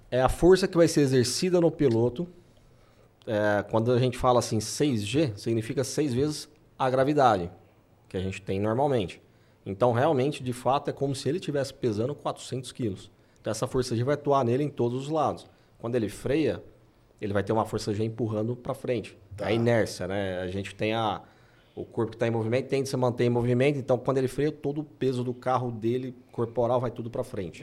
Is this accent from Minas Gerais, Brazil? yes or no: no; Anápolis, Goiás, Brazil; Eu sou de Anápolis